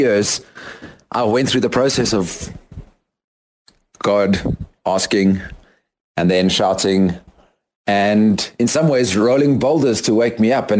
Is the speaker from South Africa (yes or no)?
yes; South Africa; moved away as an adult; also born or lived in London, United Kingdom / United States; now in Guatemala; I am a South African currently living in Guatemala. And having completed my high school in South Africa